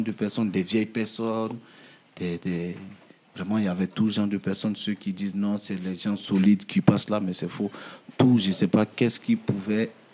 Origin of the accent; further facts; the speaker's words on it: Daloa, Haut-Sassandra, Côte d’Ivoire; moved away as an adult; now in Paris, France; je suis parti de ma ville natale, hmm. qui est Daloa. Daloa hmm. Voilà, en Côte d'Ivoire